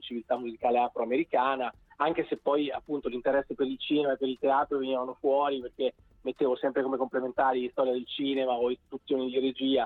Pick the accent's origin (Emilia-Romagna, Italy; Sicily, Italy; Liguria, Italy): Emilia-Romagna, Italy; Bologna; io sono di Bologna ma Roma è la mia seconda casa